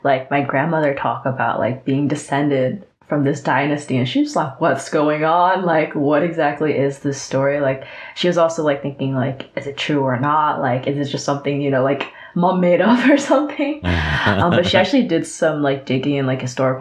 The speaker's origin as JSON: {"language": "English", "town": "New York City", "region": "New York", "country": "United States", "tie": "born or raised there", "moved": "yes", "lives_now": "San Francisco, United States", "said": "I'm more of a New York City Chinatown kid"}